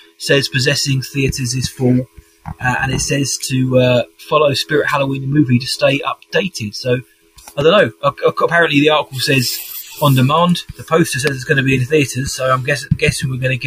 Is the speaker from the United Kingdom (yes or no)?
yes; United Kingdom; as a Brit